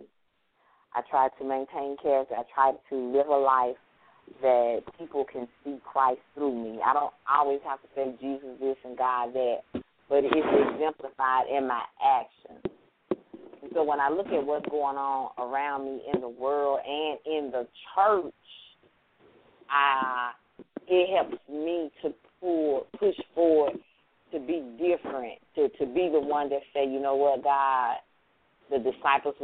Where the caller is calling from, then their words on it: Mississippi, United States; I'm calling from Mississippi